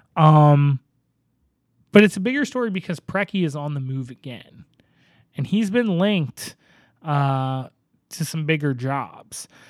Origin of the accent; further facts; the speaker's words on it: Northeast, United States; now in Portland, United States; I grew up in the Northeast